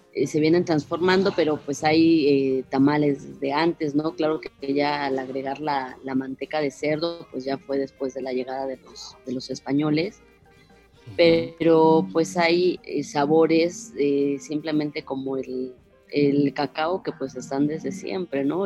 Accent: San Cristóbal de las Casas, Chiapas, Mexico; Yo soy originaria de San Cristóbal de las Casas

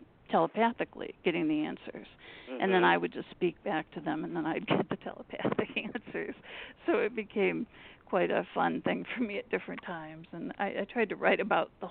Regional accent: Michigan, United States; now in Massachusetts, United States; I grew up in Michigan

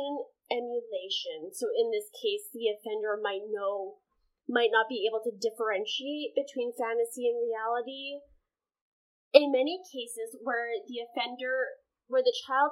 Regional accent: Canada; we are Canadian

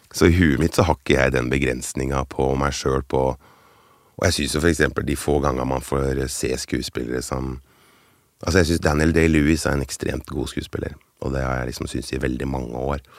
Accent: Finnmark, Norway; accent: Finnmark dialect; jeg er jo finnmarking. ja, der, der, skal jeg svare ja. Ja, finnmarksdialekt.

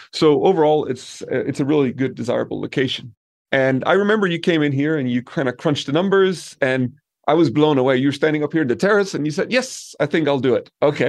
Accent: Denmark; moved away as an adult; also born or lived in Peru / Brazil / Italy; now in Colombia; I come from Denmark

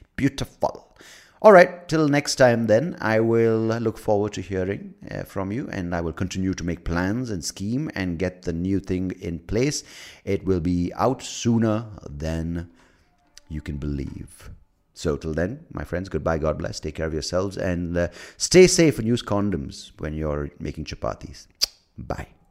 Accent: United States; I'm American.

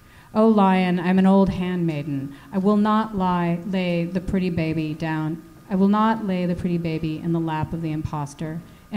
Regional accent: United States; moved away; I'm American.

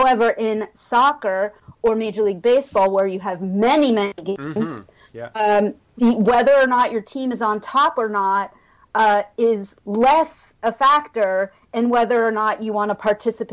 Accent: San Diego, California, United States; moved away as an adult; I grew up in San Diego, but I had moved away for 20 years

